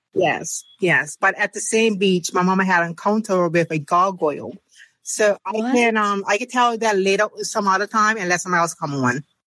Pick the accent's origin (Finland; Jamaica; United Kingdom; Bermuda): Bermuda; from Bermuda